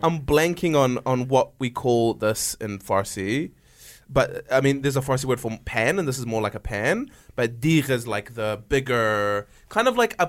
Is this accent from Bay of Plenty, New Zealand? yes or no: no; Auckland, New Zealand; Because my parents live in Christchurch now, but I grew up in Auckland. They only moved to Christchurch recently. And I grew up in Auckland. So I have like fond memories of... We lived on the North Shore